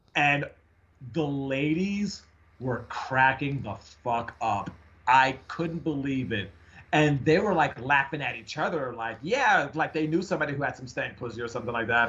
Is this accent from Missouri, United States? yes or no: no; New York, United States; now in Seattle, United States; we're both from from New York